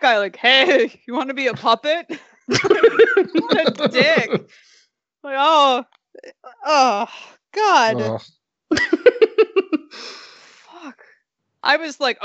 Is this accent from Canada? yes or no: yes; Canada; We're from Canada